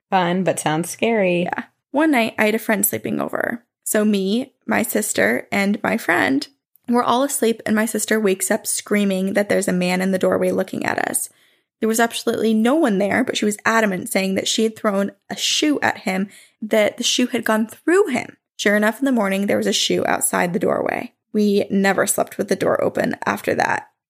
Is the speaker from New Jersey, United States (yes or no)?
yes; New Jersey, United States; So I grew up in South Jersey in a house built in the 1800s.